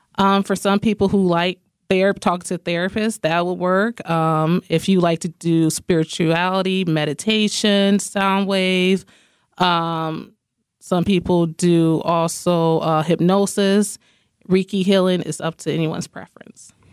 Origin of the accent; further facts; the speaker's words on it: Rockford, Illinois, United States; I am from Rockford, Illinois. born and raised.